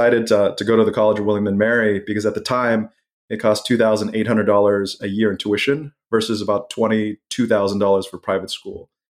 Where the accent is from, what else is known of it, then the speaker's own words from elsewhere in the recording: Malaysia; I had a lot of friends growing up in Malaysia, where I went to middle school